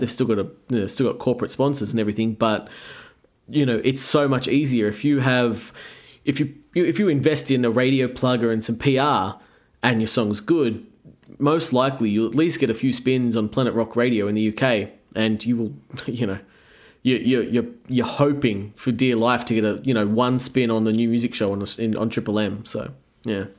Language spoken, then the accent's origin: English; Australia